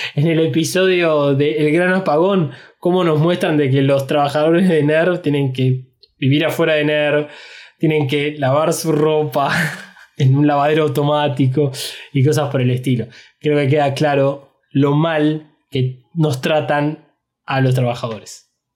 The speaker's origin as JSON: {"language": "Spanish", "country": "Argentina"}